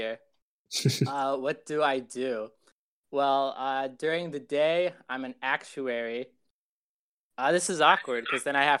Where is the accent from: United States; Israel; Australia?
Israel; born there; I was born in Israel.